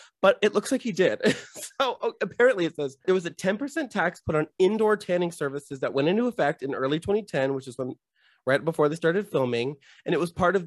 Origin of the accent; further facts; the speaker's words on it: California, United States; I'm from California